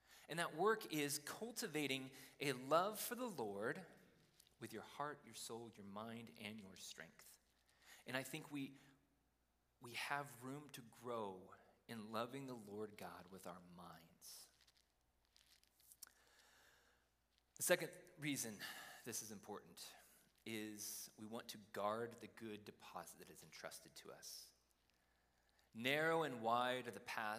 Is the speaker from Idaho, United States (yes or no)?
yes; Idaho, United States; I grew up in Idaho